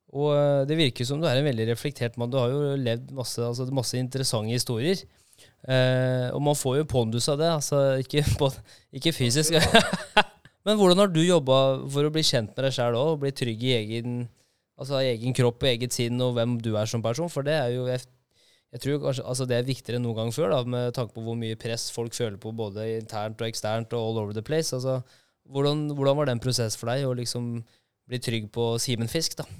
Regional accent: Halden, Østfold, Norway; er fra Halden nå, vet du.

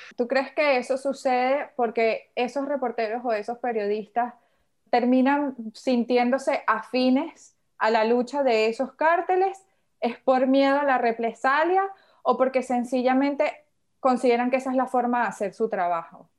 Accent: Venezuela; yo vengo de Venezuela

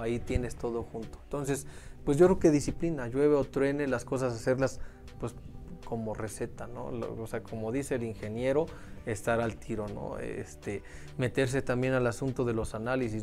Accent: Mexico; somos mexicanos

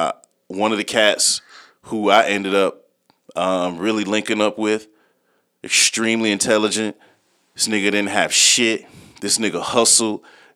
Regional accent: the Carolinas, United States; I used to be on the frat lot. I came from the Carolinas. This is when I was homeless.

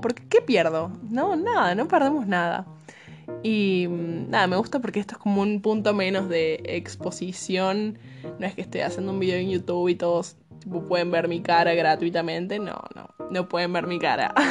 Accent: Córdoba, Argentina; accent: Cordoban tonada; tengo 20 años, soy de Córdoba, capital, Argentina.

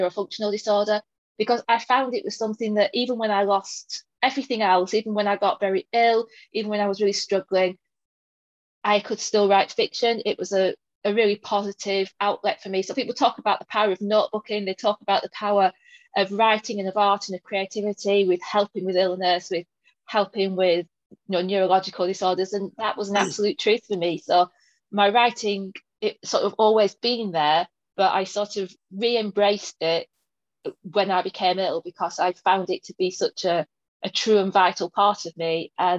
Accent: Burnley, North West England, United Kingdom; accent: northern; now in York, United Kingdom; So I do live in York, but I'm originally from Lancashire. I was born in Burnley, all places. And then went to university in the south for quite a while, which is where, according to all my friends, I lost my accent.

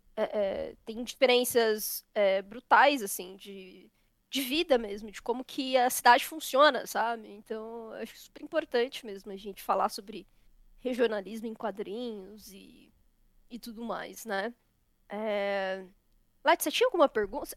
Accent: São Paulo, Brazil; Tanto eu quanto a Leti somos paulistas

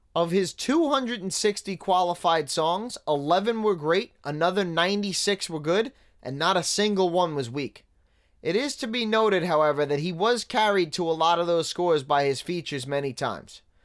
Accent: New York City, New York, United States; moved away; somebody that grew up in Staten Island

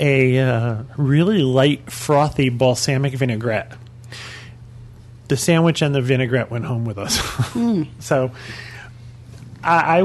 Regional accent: New England, United States; We're from New England

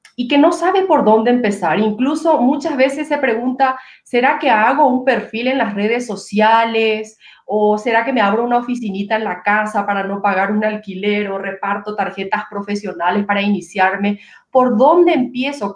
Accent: Paraguay; now in Quito, Ecuador; nosotros los paraguayos tenemos eh, una bebida típica

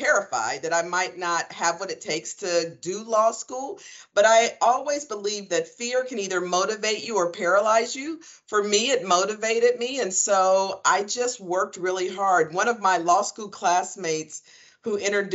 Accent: Columbus, Ohio, United States; I'm from Columbus, Ohio, born and raised. I was a Columbus City Schools kid, grew up on the Near East Side of Columbus

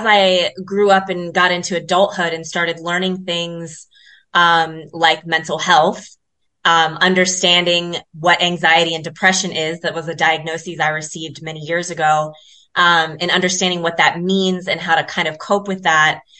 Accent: Columbus, Ohio, United States; now in South Africa; I'm born and raised in Columbus, Ohio

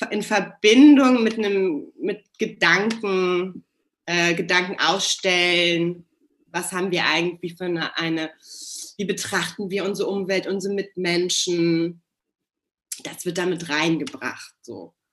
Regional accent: Hamburg, Germany; wohne in meiner Heimatstadt Hamburg

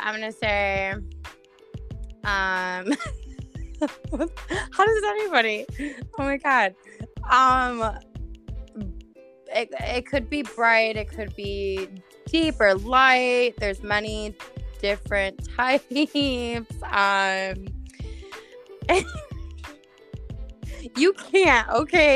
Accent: Buffalo, New York, United States; I'm from Buffalo

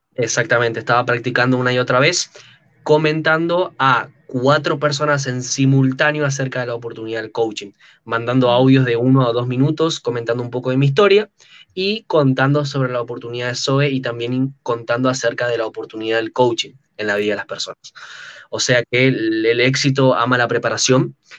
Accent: Buenos Aires, Argentina; accent: argento; soy de Buenos Aires, Argentina, tengo 23 años actualmente

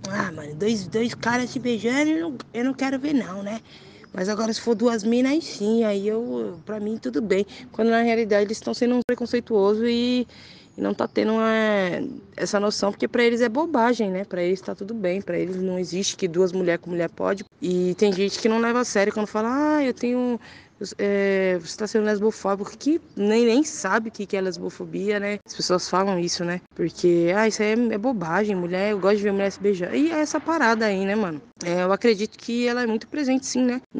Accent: São Paulo, Brazil; Sou de São Paulo, né, mano? Tá bom da Serra, Zona Sul.

